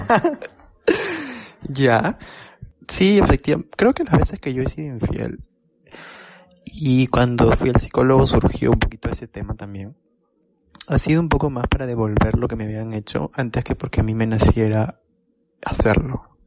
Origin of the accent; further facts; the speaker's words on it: Lima, Peru; moved away; la primera vez que salí de Lima, pero fue el distrito de Lima, fue para irme a Chosica.